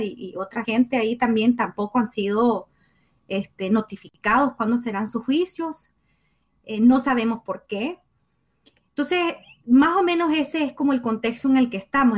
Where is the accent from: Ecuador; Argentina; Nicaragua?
Nicaragua; comunicadora nicaragüense